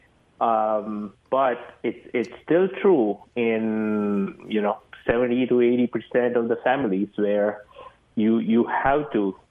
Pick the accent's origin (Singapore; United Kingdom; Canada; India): India; moved away as an adult; now in United States; I'm from India. I did my engineering MBA from here. After I came here, 2006, I came